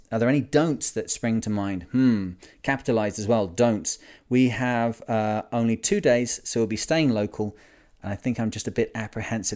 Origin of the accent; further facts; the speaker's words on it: Lancashire, North West England, United Kingdom; I'm from Lancashire in the U K